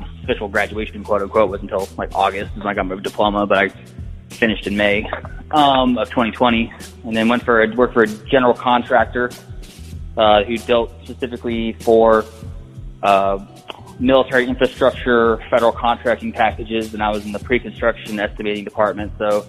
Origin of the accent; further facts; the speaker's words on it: California, United States; born there; military brat, so I've probably lived in close to 30 states. So I'm not really actually from anywhere. but I was born in California.